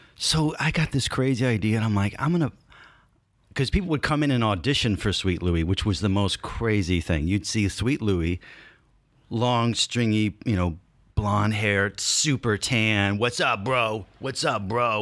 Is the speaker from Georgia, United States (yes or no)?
yes; Stone Mountain, Georgia, United States; born or raised there; also born or lived in North Bergen, New Jersey